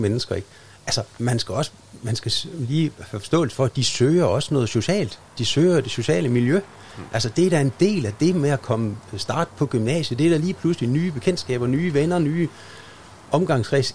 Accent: Aars, North Denmark Region, Denmark; now in Skagen, Denmark; jeg kommer ned fra Aars i Himmerland. Det er også en lille by. Den var på størrelse med Skagen

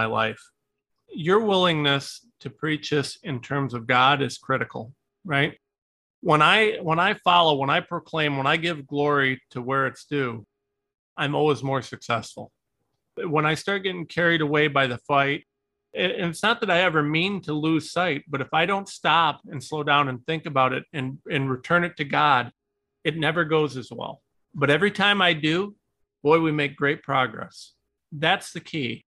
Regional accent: Ohio, United States; I am a nobody from Ohio

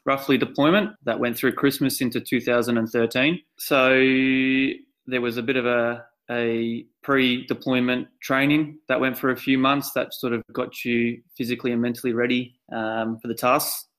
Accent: Victoria, Australia; I've always been pretty proud of being an Aussie

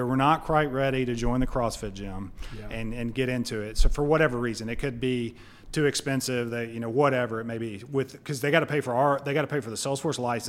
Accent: Clay, Alabama, United States; also born or lived in Birmingham, Alabama; I grew up in Clay, Alabama.

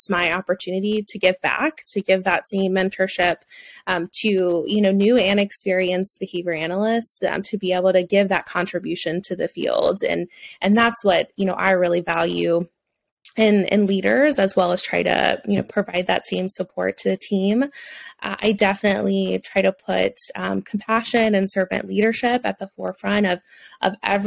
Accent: Louisiana, United States; accent: southern; also born or lived in Alabama; now in Florida, United States; I grew up in Louisiana, and then I lived in Alabama for 5 years, and now I live in Florida. So I feel like you'll probably hear my southernness come out at times

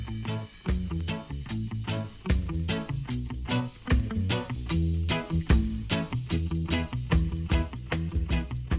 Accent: Jamaica; I'm a rare Jamaican

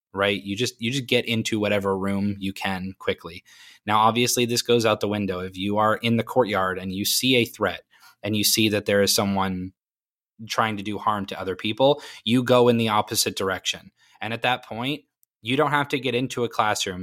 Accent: Maine, United States; now in Florida, United States; I was born and raised in Maine

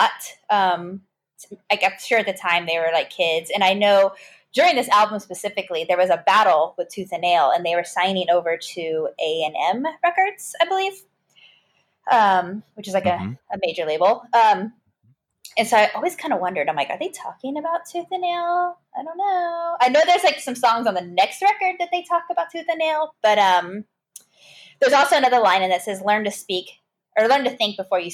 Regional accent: Bandera, Texas, United States; my hometown is called Bandera

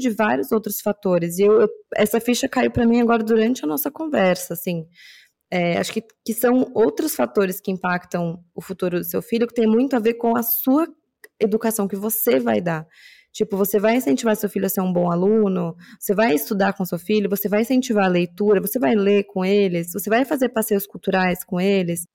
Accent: São Paulo, Brazil; eu cresci na Zona Norte de São Paulo

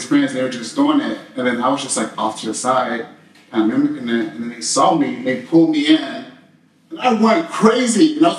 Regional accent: Chicago, Illinois, United States; now in Los Angeles, United States; I was like, I'm just from Chicago.

